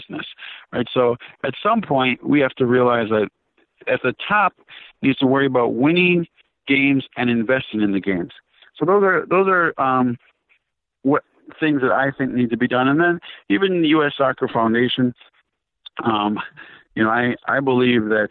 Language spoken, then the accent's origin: English; Minnesota, United States; I'm a kid from Minnesota that's played indoor soccer, USL soccer